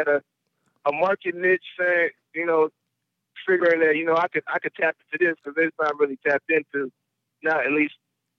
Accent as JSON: {"language": "English", "town": "New Orleans", "region": "Louisiana", "country": "United States", "tie": "born or raised there", "said": "and I grew up in New Orleans, man, so."}